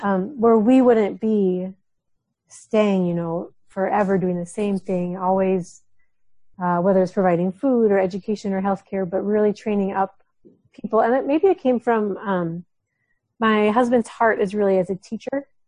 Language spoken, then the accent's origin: English; Minnesota, United States; moved away as an adult; also born or lived in Somalia; now in Djibouti, Djibouti; I spent my whole life in Minnesota